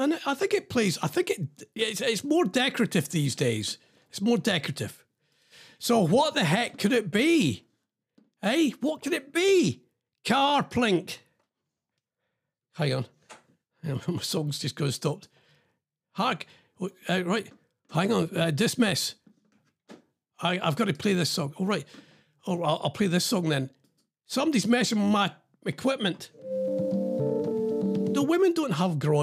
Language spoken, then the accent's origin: English; Scotland, United Kingdom; now in England; I'm Scottish